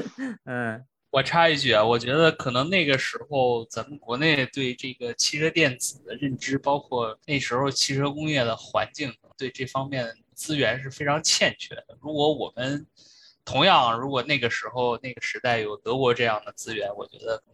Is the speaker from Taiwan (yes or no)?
no; Shandong, China; moved away as an adult; also born or lived in United States; 本身我是山东人